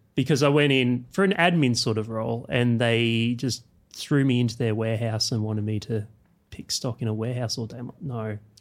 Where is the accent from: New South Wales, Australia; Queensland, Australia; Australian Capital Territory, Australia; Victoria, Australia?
Australian Capital Territory, Australia; Canberra; I grew up in Canberra